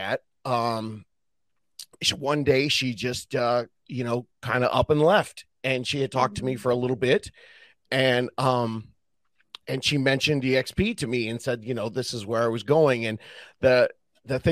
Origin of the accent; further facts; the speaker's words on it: Southern California, United States; I'm from Southern California and grew up surfing